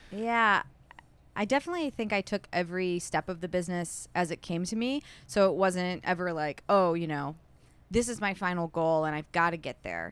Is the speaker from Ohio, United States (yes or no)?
no; Milford, Michigan, United States; also born or lived in Southfield / Royal Oak / Kalamazoo / New York; now in Detroit, United States; I grew up in Milford